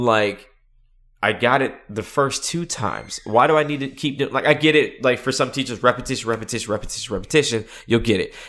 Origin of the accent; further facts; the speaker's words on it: North Carolina, United States; I'm from North Carolina